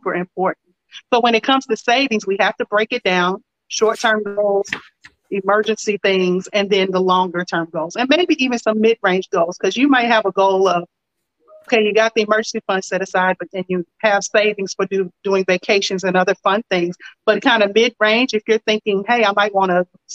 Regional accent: Lexington, Kentucky, United States; I'm originally from Lexington, Kentucky

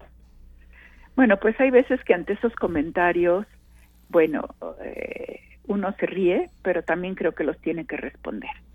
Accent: Veracruz, Mexico; yo soy veracruzana

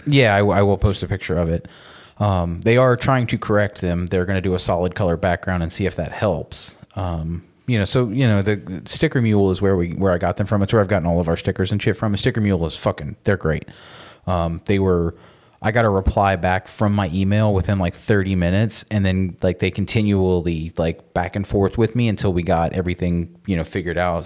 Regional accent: Florida, United States; we're also from Florida

